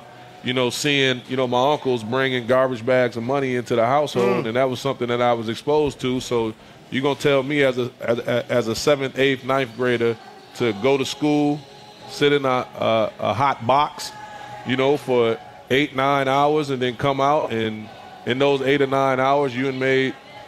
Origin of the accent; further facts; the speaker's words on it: Racine, Wisconsin, United States; Racine, Wisconsin.